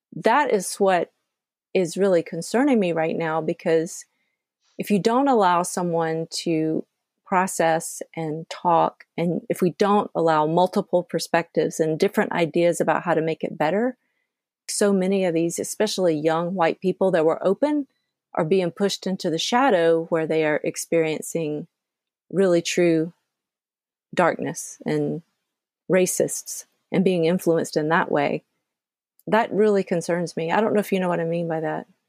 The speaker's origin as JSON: {"language": "English", "region": "Georgia", "country": "United States", "tie": "born or raised there", "said": "I grew up in the South, I grew up in Georgia"}